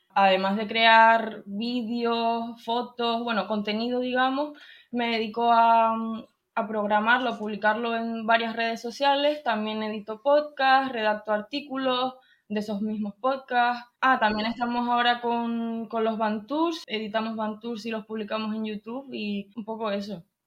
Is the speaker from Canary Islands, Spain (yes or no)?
yes; Tenerife, Canary Islands, Spain; tengo 21 años, soy de Tenerife